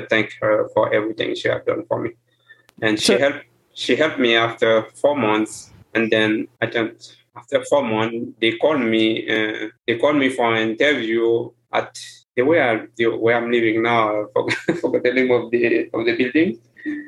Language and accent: English; Haiti; first language Haitian Creole; English is a second language; moved away as an adult